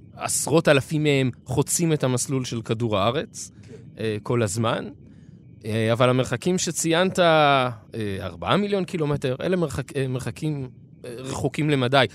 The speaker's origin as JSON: {"language": "Hebrew", "country": "Israel", "said": "אצלנו בישראל"}